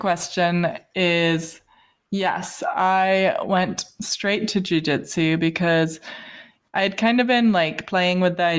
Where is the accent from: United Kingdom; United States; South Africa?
United Kingdom; I think that's why people don't believe I'm British, because I have nice teeth.